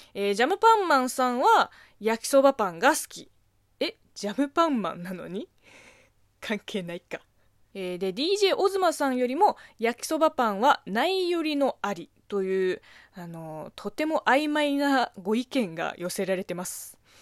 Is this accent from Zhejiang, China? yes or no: yes; Zhejiang, China; Japanese is a second language; moved away as an adult; now in Japan; 私の地元、浙江省